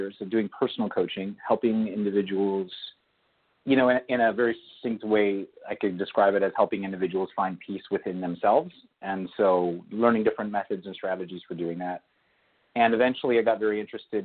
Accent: Agoura Hills, California, United States; I grew up in Agoura Hills, California, which is a suburb just north of Los Angeles

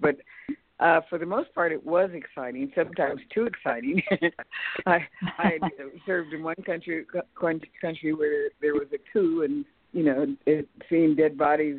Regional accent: California, United States; also born or lived in Texas; I was born in Texas but brought up in California

